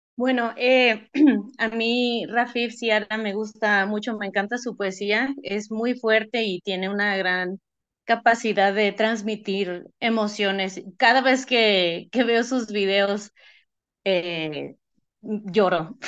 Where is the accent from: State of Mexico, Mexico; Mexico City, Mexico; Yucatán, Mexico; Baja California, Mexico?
Baja California, Mexico; Tijuana; yo soy de Tijuana